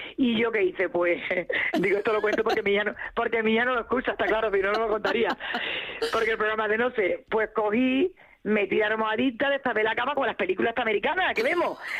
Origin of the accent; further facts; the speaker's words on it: southern Spain, Spain; moved away